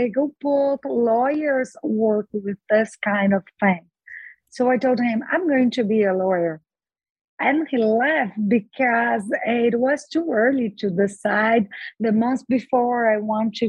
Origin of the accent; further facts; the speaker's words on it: Brazil; English is a second language; I was born and raised in Brazil, and I've been a lawyer for 31 years